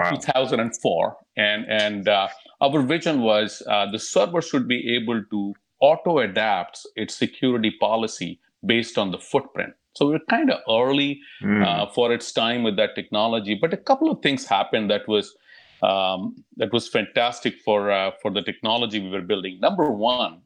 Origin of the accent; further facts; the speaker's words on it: India; moved away as an adult; also born or lived in Europe; now in California, United States; I was born and raised in India